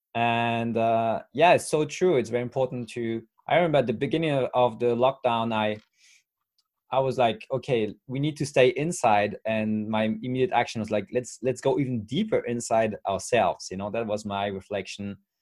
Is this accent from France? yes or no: yes; France; English is a second language; I'm 35 years old from France